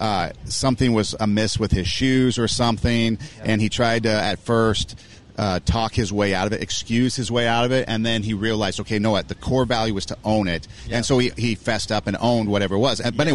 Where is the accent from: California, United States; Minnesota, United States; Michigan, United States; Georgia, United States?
California, United States; Los Angeles; I'm from Los Angeles out there on the West Coast, or the Left Coast, as people call it.